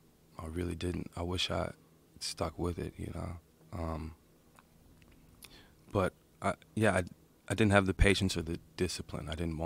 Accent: Austin, Texas, United States; also born or lived in New York; I grew up in Austin.

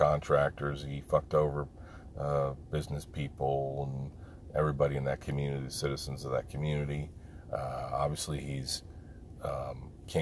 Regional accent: New Jersey, United States; Growing up in New Jersey

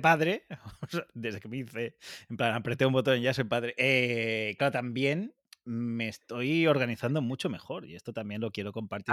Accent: Catalonia, Spain; los dos somos autónomos catalanes

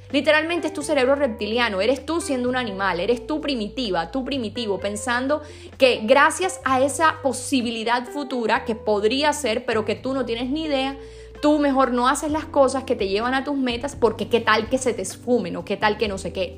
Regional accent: Sincelejo, Sucre, Colombia; yo por ejemplo nací en Cincelejo

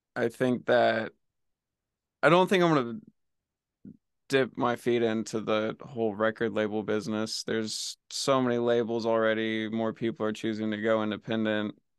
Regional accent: Oklahoma, United States; moved away as an adult; now in Los Angeles, United States; I'm from Oklahoma.

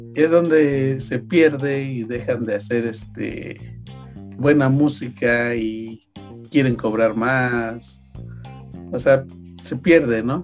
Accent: Mexico; nosotros como mexicanos

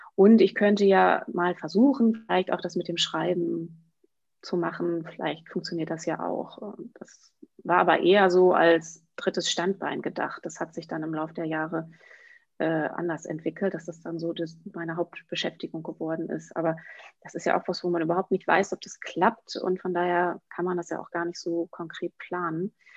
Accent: Emsland, Lower Saxony, Germany; moved away as an adult; also born or lived in Münster / Paris; ich komme aus dem Emsland und habe in Münster studiert

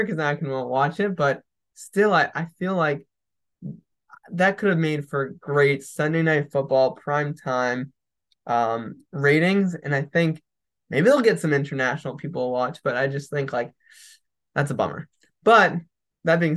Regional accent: United States; as an American

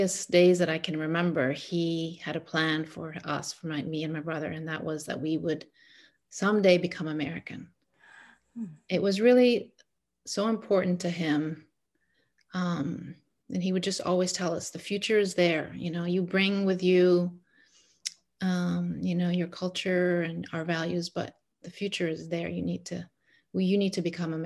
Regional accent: Egypt; English is a second language; now in United States; I'm from Egypt. So mm-hmm. I grew up in Egypt.

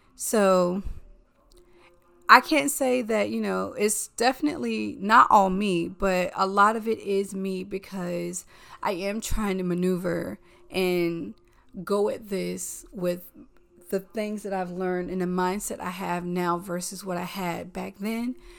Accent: the South, United States; now in New York, United States; I'm a Southerner.

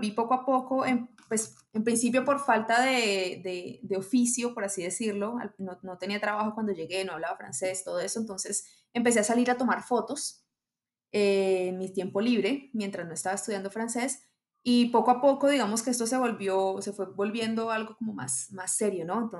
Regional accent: Colombia; Hola a todos. Eh, soy colombiana. Eh, me gusta decir así y no especificar más porque viví en muchas partes en Colombia

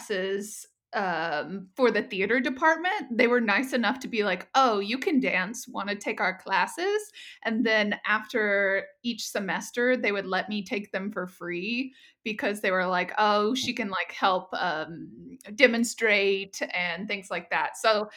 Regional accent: Shreveport, Louisiana, United States; I'm from Shreveport, Louisiana

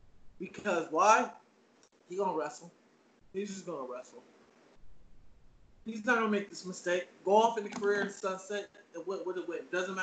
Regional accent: Alameda, California, United States; I'm from the Bay Area. Alameda is where I'm from. Oakland Arena is my spot.

